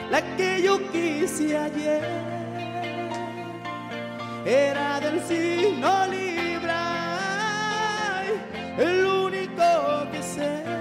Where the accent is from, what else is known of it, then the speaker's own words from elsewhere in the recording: Culiacán, Sinaloa, Mexico; Yo soy de Culiacán, Sinaloa.